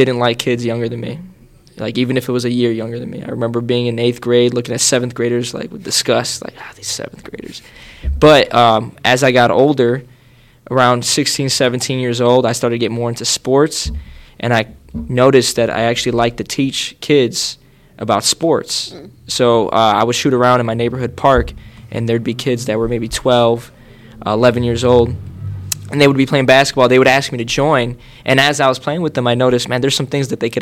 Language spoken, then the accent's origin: English; Chicago, Illinois, United States; I grew up in Chicago. I grew up first half of my life in the Logan Square area, and then the second half of my life I grew up in Norwood